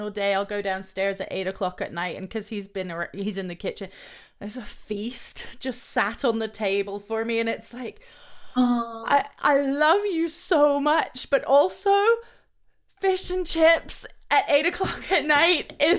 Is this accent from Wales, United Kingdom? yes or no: no; London, United Kingdom; moved away; also born or lived in France; growing up in Europe, I remember even just the difference from London to France where my dad lived